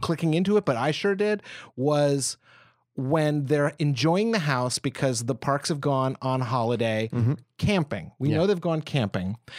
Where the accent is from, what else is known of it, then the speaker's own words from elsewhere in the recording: United States; as an American.